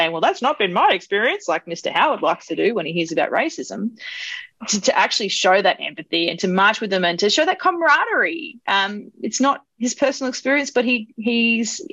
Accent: Australia; an Australian, I was born here, but we're all immigrants somewhere in the background

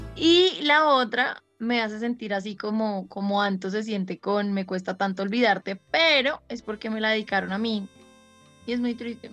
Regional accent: Caribbean Region, Colombia

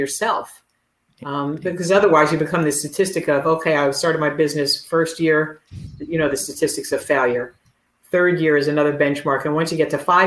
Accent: New Jersey, United States; also born or lived in Brooklyn, New York; I was born in Brooklyn and, you know, I grew up in New Jersey

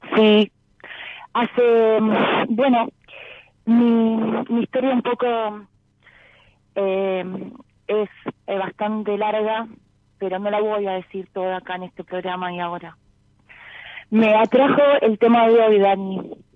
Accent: Exaltación de la Cruz, Buenos Aires, Argentina; De Saltación de la Cruz

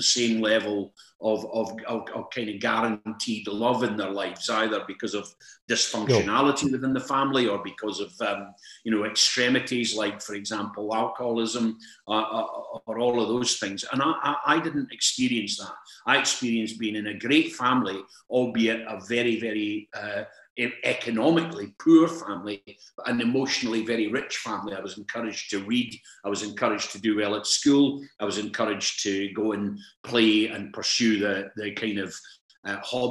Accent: Perth, Scotland, United Kingdom; I grew up in Lethem. It's actually, by some distance, the biggest council housing scheme in Perth

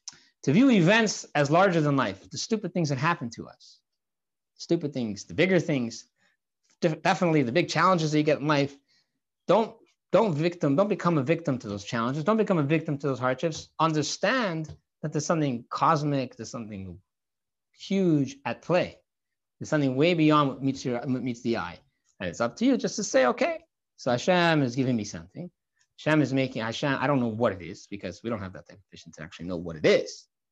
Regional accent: Santa Barbara, California, United States; I grew up in Santa Barbara, California. I know people grow up in crazier places.

